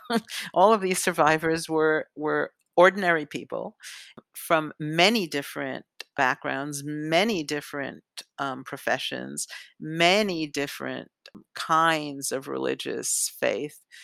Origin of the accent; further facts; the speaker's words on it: New York City, New York, United States; i grew up on the upper west side of manhattan